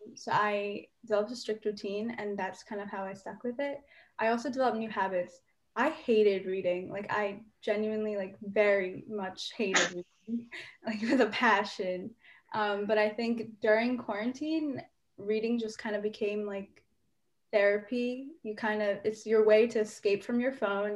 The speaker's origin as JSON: {"language": "English", "country": "United States", "said": "as an indian american"}